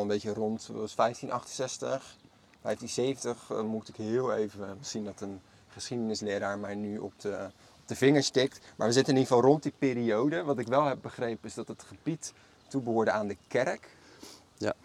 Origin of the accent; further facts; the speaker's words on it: Maassluis, South Holland, Netherlands; Allebei zijn wij geboren en getogen in Maassluis